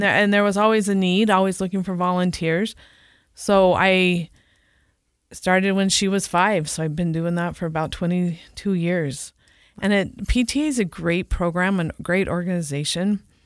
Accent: San Diego, California, United States; moved away as an adult; now in Utah, United States; I grew up in San Diego, California

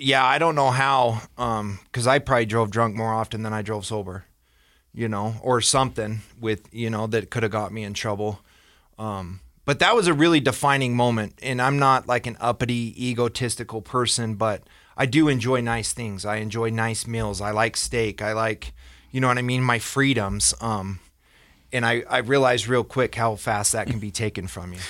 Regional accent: Ogden, Utah, United States; born and raised in Ogden

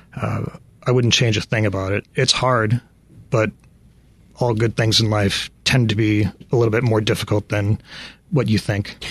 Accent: Chicago, Illinois, United States; moved away as an adult; now in Phoenix, United States; I lived in Chicago for the first 25 years of my life

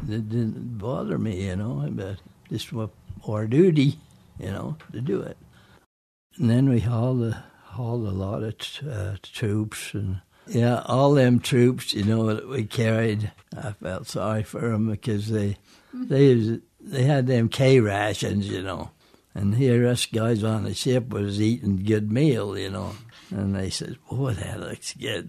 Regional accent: Provo, Utah, United States; also born or lived in Emmett, Idaho; I was born in Provo, Utah

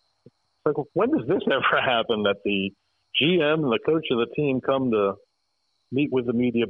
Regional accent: United States; now in Greensboro, United States; I grew up an hour outside of Boston

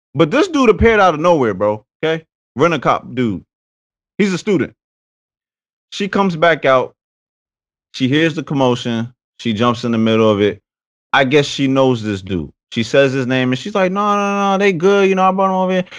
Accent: Paterson, New Jersey, United States; I'm from Patterson, New Jersey.

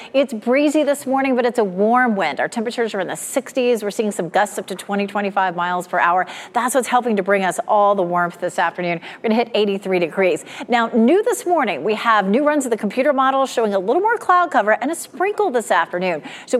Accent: Raleigh, North Carolina, United States; I grew up in Raleigh

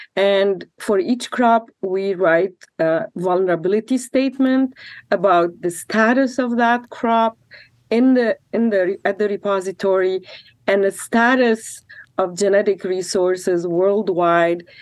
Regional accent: Lebanon; now in Corvallis, United States; I'm from Lebanon

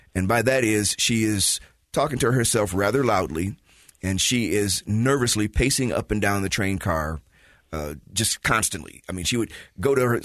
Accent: Chicago, Illinois, United States; now in Utah, United States; I'm from Chicago, been watching that for 40, 50 years.

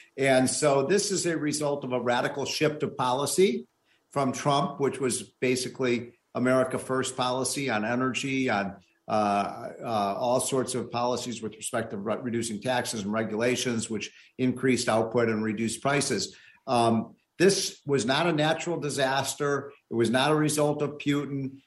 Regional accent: Illinois, United States; my home state of Illinois

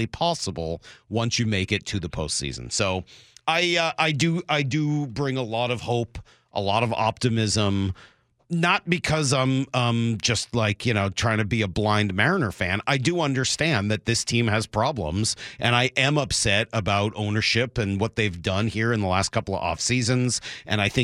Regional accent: Northeast, United States; now in Seattle, United States; Growing up in the Northeast

